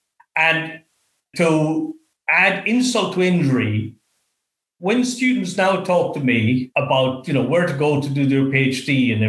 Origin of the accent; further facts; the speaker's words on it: west of Ireland, Ireland; now in Australia; So to that extent, it was a very different place to be than growing up in the West of Ireland.